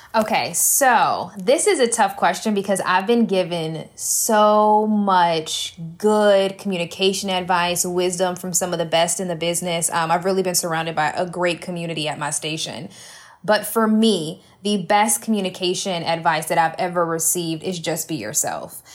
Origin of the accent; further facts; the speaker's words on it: Columbia, South Carolina, United States; I am from Columbia, South Carolina, grew up here